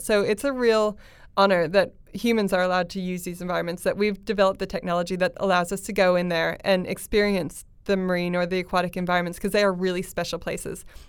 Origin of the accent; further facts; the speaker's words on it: United States; I'm American